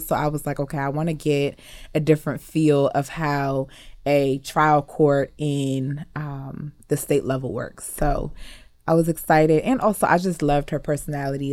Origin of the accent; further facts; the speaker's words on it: Western Howard County, Maryland, United States; also born or lived in Montgomery County, Maryland / Cameroon (ancestry); I grew up in Western Howard County where, in the cornfields, where there's, like, barely any black people